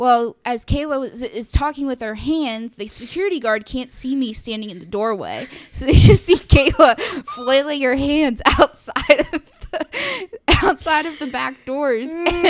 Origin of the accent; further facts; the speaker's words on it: Oakland, Maryland, United States; Oakland, my hometown